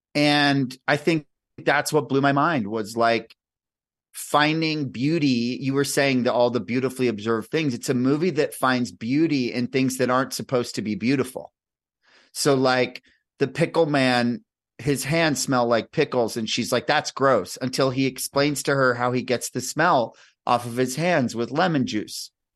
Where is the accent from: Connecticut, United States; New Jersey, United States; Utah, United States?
New Jersey, United States; I grew up in New Jersey